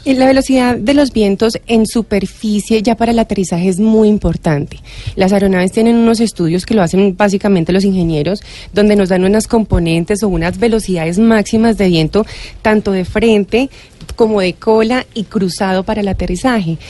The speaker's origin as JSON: {"language": "Spanish", "country": "Colombia", "said": "Nosotros somos colombianos"}